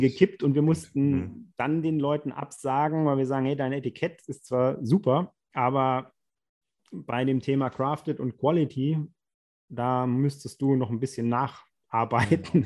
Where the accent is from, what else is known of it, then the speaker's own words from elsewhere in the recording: Rhineland-Palatinate, Germany; wir sind ja aus der Pfalz